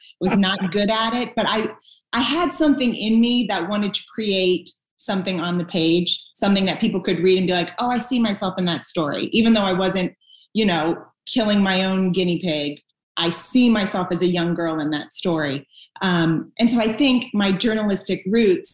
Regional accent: Northeast, United States; I'm from the Northeast, so we do a lot of self-deprecating humor up there

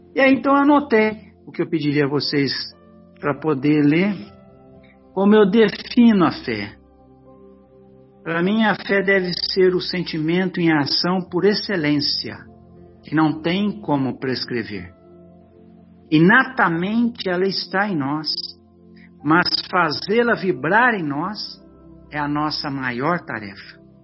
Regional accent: São José do Rio Pardo, São Paulo, Brazil; é a nossa cidade

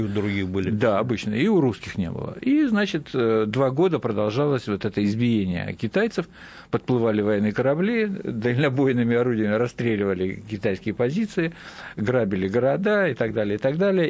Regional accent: Kamchatka Krai, Russia; я с Камчатки

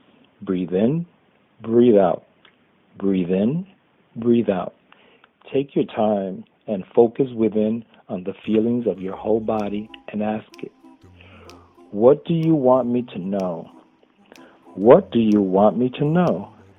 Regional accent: New York City, New York, United States; from New York City.

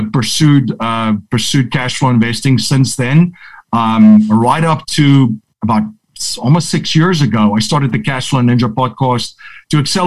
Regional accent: South Africa; moved away as an adult; now in United States; grew up in South Africa, born and raised over there

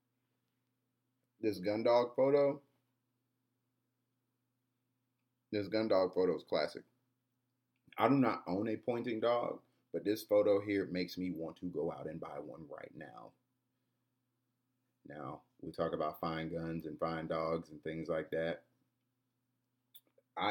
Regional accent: Atlanta, Georgia, United States; also born or lived in Riverdale, Georgia; Born and raised in the city of Atlanta, grew up in Greenbrier, born early childhood in Greenbrier. If anybody knows about Greenbrier, you get the idea. And I grew up in Riverdale, Georgia, which is the suburbs

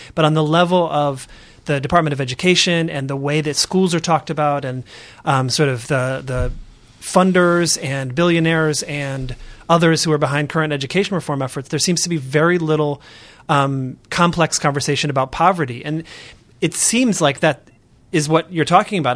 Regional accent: Oakland, California, United States; I'm from Oakland, California

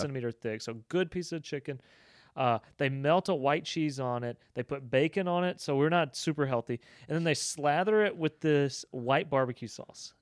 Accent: Southeast, United States; now in Bryan-College Station, United States; I am used to, growing up in the Southeast

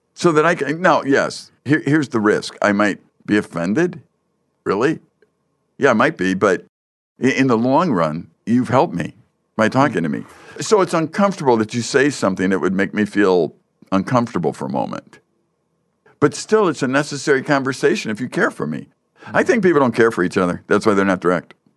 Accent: Chicago, Illinois, United States; I grew up in, uh, the Chicago area

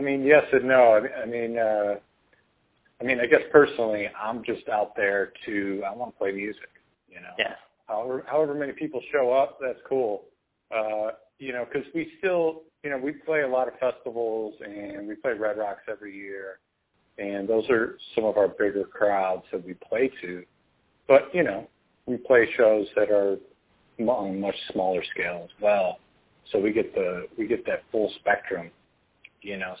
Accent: Crown Point, Indiana, United States; I grew up in Crown Point, Indiana.

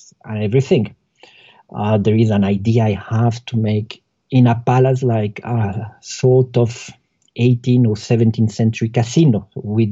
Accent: Colombia; moved away; I'm from Colombia

